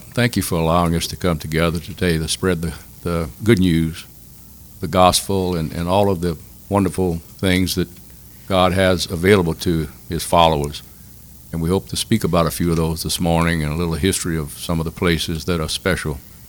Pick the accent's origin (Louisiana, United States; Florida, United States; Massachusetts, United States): Louisiana, United States; Crowley; also born or lived in Abbeville, Louisiana; I was born and raised in Crowley. I went to St. Michael's, which is now Notre Dame, graduated in 1963.